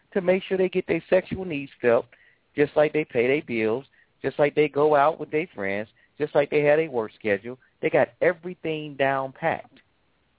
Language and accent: English; Atlanta, Georgia, United States; I'm from Atlanta, too